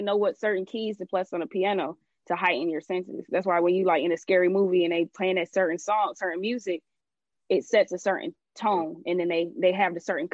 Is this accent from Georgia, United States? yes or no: yes; Atlanta, Georgia, United States; I'm from Atlanta.